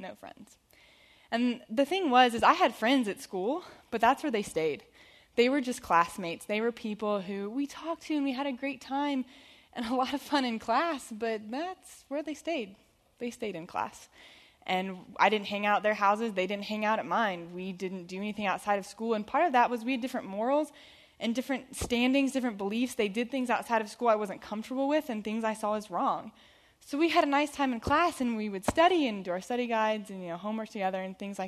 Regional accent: Perimeter School, Georgia, United States; I grew up here in Perimeter School. I went here first through eighth grade

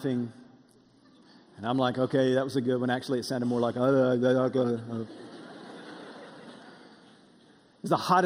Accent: Russellville, Alabama, United States; moved away; We were back in my hometown, Russellville in North Alabama, and we were eating at my favorite place to eat growing up

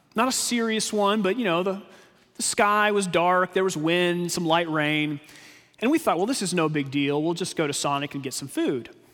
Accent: Texas, United States; we grew up in Texas

